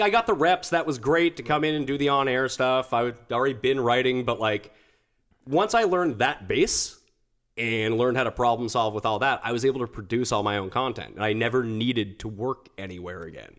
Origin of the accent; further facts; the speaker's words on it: Halifax, Nova Scotia, Canada; also born or lived in Montreal / Calgary; now in Toronto, Canada; I'm from the East Coast. I'm from Halifax.